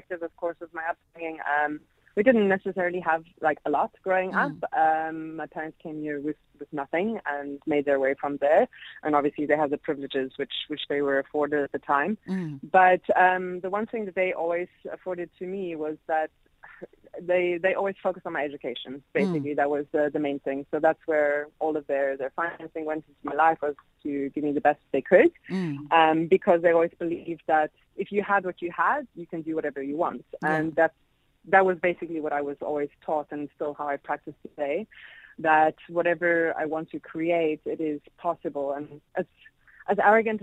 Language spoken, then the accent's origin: English; South Africa; also born or lived in Europe; being a European as well as South African